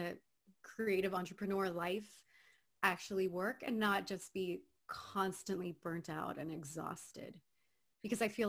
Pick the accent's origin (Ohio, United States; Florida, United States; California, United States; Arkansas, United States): Florida, United States; Miami; moved away as an adult; now in Los Angeles, United States; I'm originally from Miami, Florida, born and raised Cuban